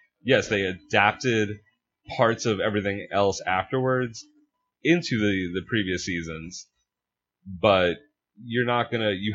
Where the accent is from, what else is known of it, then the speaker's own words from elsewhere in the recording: Long Island, New York, United States; I grew up on Long Island